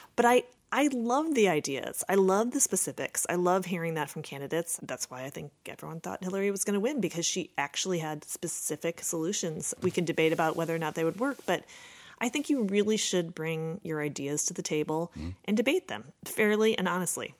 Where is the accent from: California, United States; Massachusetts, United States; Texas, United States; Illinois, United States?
Illinois, United States; Chicago; I grew up in Rogers Park on the north side of the city